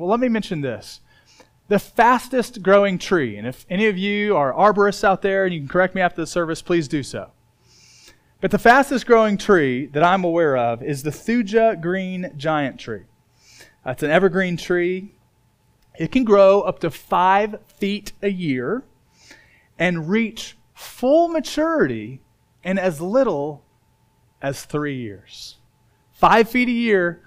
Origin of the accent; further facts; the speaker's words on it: Indiana, United States; moved away; where I grew up in Indiana.